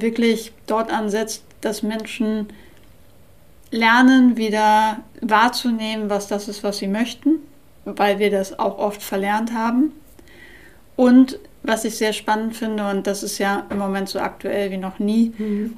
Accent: Nordenham, Lower Saxony, Germany; ich bin ja in Nordenham an der Nordsee groß geworden

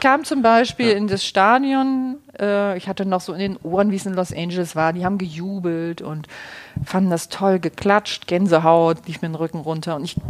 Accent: Kiel, Schleswig-Holstein, Germany; moved away as an adult; also born or lived in Leverkusen; ich komme aus Kiel

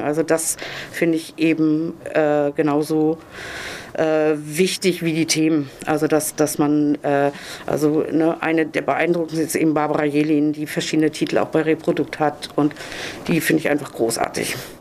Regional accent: Zonenrandgebiet, Germany; ich bin im Zonenrand aufgewachsen

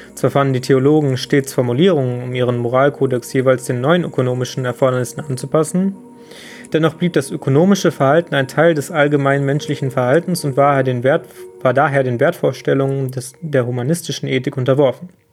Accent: Germany; bei uns in Deutschland

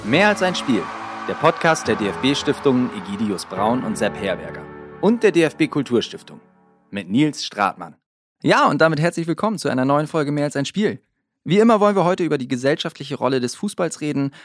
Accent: Northern Germany, Germany; ich als Norddeutscher

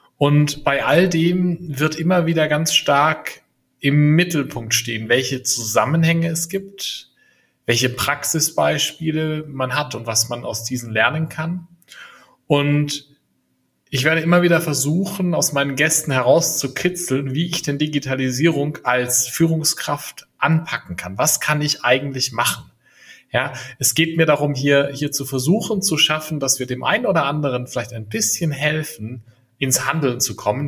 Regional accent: Franconia, Bavaria, Germany; also born or lived in Berlin; now in near Munich, Germany; Ich bin gebürtiger Franke und lebe inzwischen mit meinen drei Kindern in der Nähe von München.

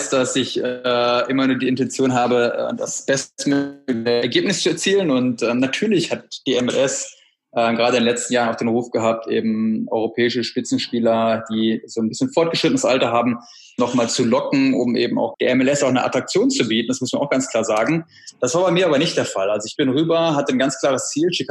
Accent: Bad Oeynhausen, North Rhine-Westphalia, Germany; also born or lived in Berlin; Ich habe mich für Berlin entschieden, weil der erste Eindruck der Stadt, ich komme aus Bad Oeynhausen, einer kleinen Stadt, hat mich total beeindruckt

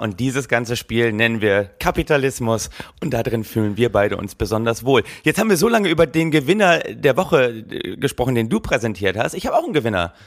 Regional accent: Germany; als Deutsche

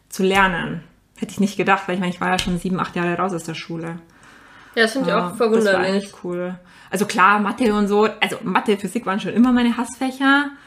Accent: Ingolstadt, Bavaria, Germany; Ich meine, ich habe es in München gemacht, ich komme aus der Nähe von Ingolstadt, das war natürlich ein Heimspiel für mich.

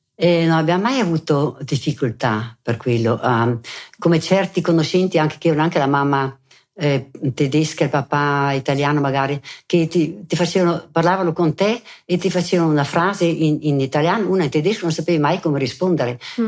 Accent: Merano, Trentino-Alto Adige, Italy; also born or lived in Bolzano; sono nata a Bolzano e sono rimasta lì fino ai quattro anni, presso poco, e poi con la famiglia siamo venuti ad abitare a Merano

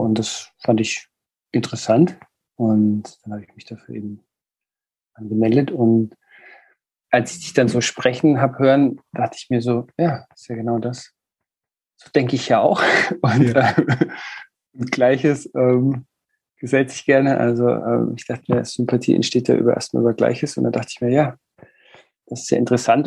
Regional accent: Würzburg, Bavaria, Germany; moved away as an adult; now in Bremen, Germany; ich komme aus Süddeutschland

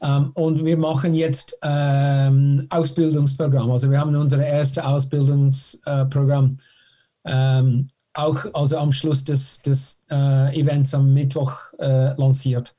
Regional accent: Canada; German is a second language; moved away as an adult; ich bin äh, in Kanada geboren.

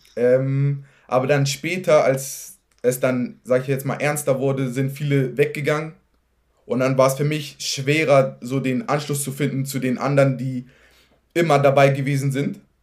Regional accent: Hamburg, Germany; ich bin in Farmsen-Berne groß geworden

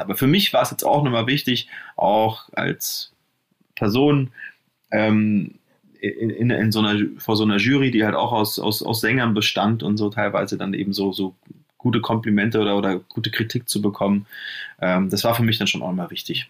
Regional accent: Nuremberg, Bavaria, Germany; also born or lived in Munich / Cologne; now in Berlin, Germany; ich komme ja aus Nürnberg, äh, äh, bin dann nach München

